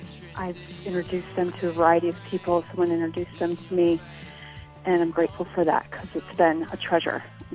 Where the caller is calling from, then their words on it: Philadelphia, Pennsylvania, United States; I'm calling from Philadelphia.